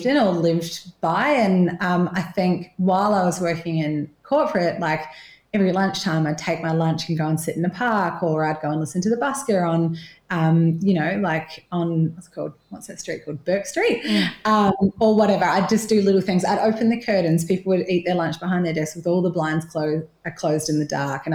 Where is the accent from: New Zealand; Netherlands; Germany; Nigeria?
New Zealand; moved away as an adult; now in Torquay, Australia; I'm originally from New Zealand, left there when I was 20, so sometimes you can hear my little twang when I say six and stuff.